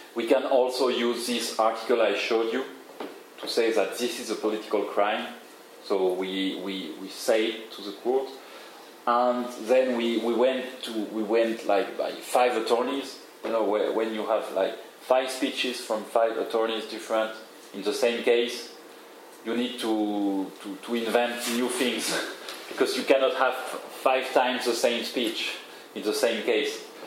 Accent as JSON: {"language": "English", "town": "Paris", "region": "Île-de-France", "country": "France", "said": "I'm from Paris"}